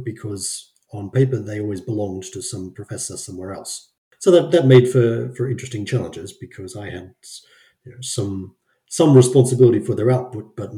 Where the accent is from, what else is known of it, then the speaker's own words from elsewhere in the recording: Brisbane, Queensland, Australia; moved away as an adult; now in Sweden; growing up in Australia